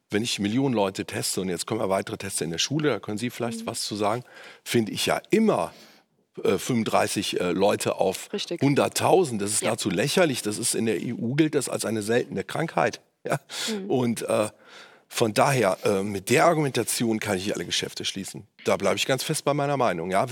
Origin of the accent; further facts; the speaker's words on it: Cologne, North Rhine-Westphalia, Germany; sind auf äh, meine Heimatstadt Köln umgerechnet 0,09 1 Prozent.